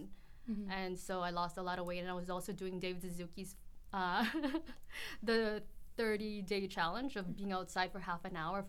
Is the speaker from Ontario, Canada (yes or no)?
no; Edmonton, Alberta, Canada; also born or lived in Philippines; I was born in Edmonton. I moved to the Philippines when I was 4 and then came back when I was 9, so a big chunk of my childhood and memories is in the Philippines